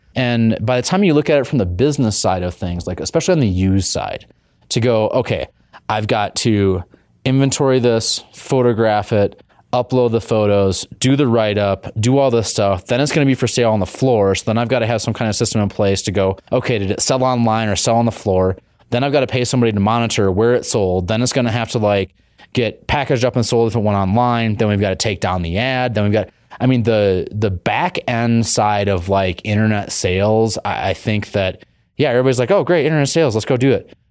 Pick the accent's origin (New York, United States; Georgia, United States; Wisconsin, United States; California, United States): Wisconsin, United States; also born or lived in Colorado; now in Boise, United States; We're both from Wisconsin.